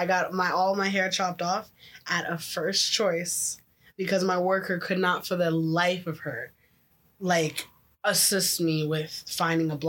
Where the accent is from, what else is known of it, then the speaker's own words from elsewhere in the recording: Memphis, Tennessee, United States; also born or lived in Oakville, Canada; now in Canada; I came from the hood, the ghetto. I was from Memphis.